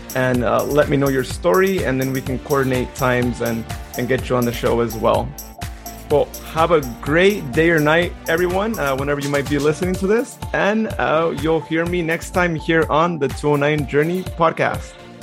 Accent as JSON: {"language": "English", "town": "Modesto", "region": "California", "country": "United States", "tie": "born or raised there", "said": "this is my hometown"}